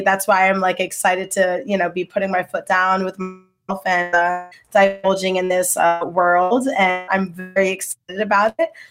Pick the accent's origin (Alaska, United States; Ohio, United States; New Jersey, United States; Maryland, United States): New Jersey, United States; Trenton; moved away as an adult; now in Hackensack, United States; I'm from Trenton, New Jersey